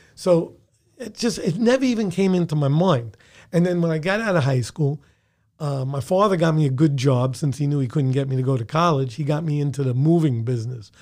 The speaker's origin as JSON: {"language": "English", "town": "New York City", "region": "New York", "country": "United States", "tie": "born or raised there", "said": "born in the Bronx, raised in the Bronx, schooled in the Bronx, had my first jobs in the Bronx"}